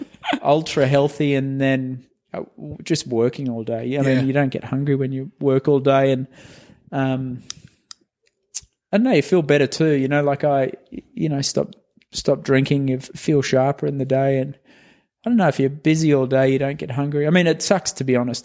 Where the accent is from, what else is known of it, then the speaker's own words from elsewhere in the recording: Australia; moved away as an adult; also born or lived in Unionville, Pennsylvania; now in United States; I came over from Australia